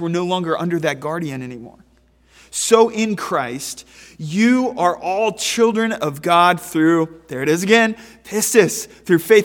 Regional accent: Pennsylvania, United States; a resident of Pennsylvania

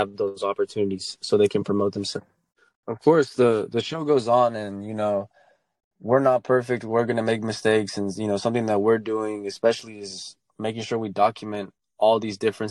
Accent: Dallas, Texas, United States; I'm from Dallas, Texas. I grew up here.

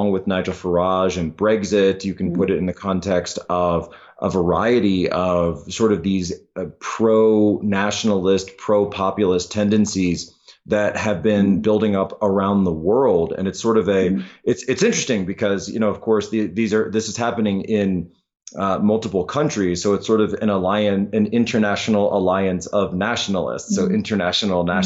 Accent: Philadelphia, Pennsylvania, United States; my hometown of Philadelphia

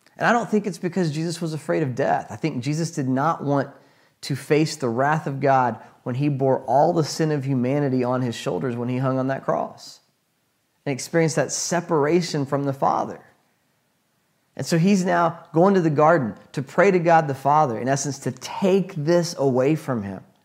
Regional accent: United States; as an American

